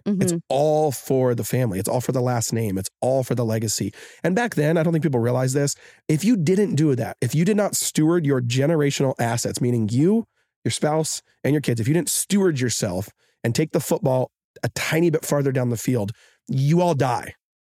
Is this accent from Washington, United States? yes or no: yes; Seattle, Washington, United States; now in Hawaii, United States; We're all from Seattle. We're all from Seattle.